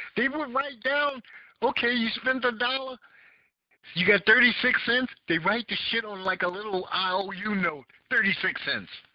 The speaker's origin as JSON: {"language": "English", "town": "New York City", "region": "New York", "country": "United States", "tie": "born or raised there", "said": "I grew up in Bed Stuy"}